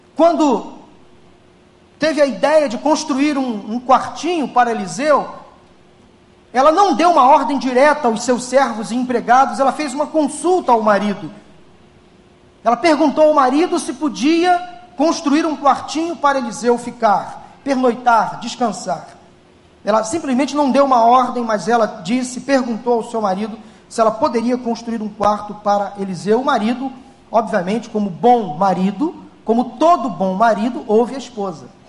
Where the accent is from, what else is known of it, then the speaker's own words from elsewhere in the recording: Rio de Janeiro, Brazil; nós que somos cariocas